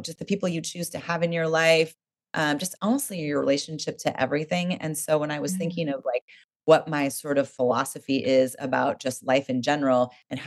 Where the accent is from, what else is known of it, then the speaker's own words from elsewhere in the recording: Oregon, United States; I grew up in Oregon